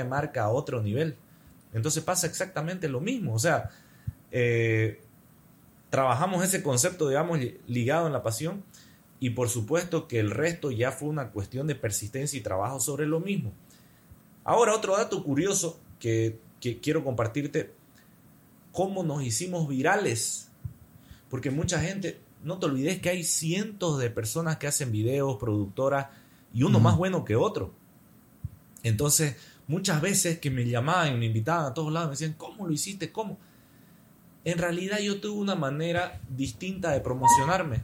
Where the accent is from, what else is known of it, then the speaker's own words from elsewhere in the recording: Santa Cruz de la Sierra, Santa Cruz, Bolivia; Mi pueblo, Santa Cruz